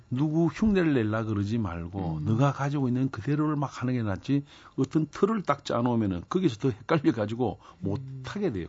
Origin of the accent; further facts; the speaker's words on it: Busan, South Korea; 저도 부산 출신입니다만